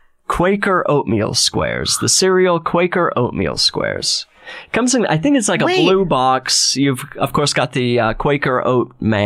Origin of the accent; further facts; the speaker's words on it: Utah, United States; It might be a Utah thing. I mean, because I'm from Utah.